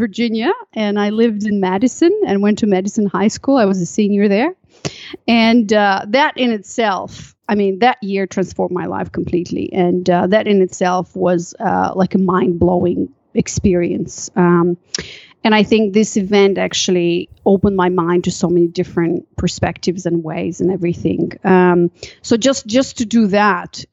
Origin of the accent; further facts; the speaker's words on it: Chisinau, Moldova; moved away; also born or lived in Malaysia; I'm from a country called Moldova